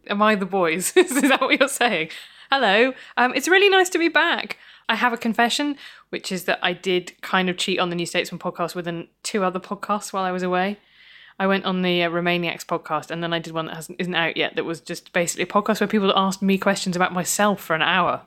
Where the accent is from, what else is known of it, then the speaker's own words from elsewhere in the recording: Midlands, United Kingdom; I grew up in the Midlands